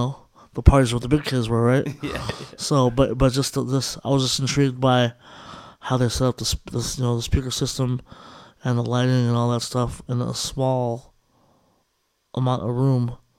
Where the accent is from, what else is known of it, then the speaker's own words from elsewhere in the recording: California, United States; So, and that's what it is with all the in the Bay Area.